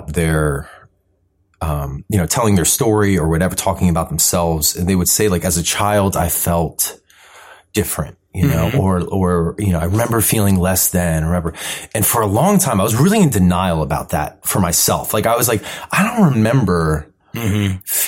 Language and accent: English; Columbia, Maryland, United States; I grew up in Columbia, Maryland